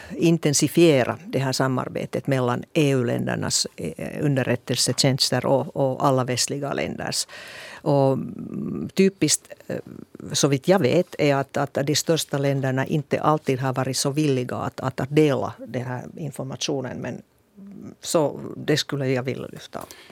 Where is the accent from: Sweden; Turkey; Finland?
Finland; jag är en blåögd finsk politiker